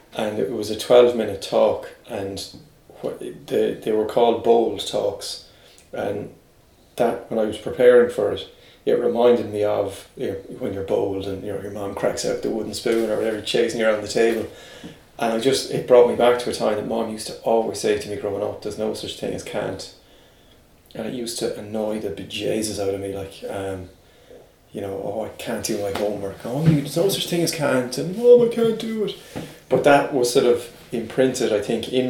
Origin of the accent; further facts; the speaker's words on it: Limerick, Munster, Ireland; I was from Limerick, brought up there.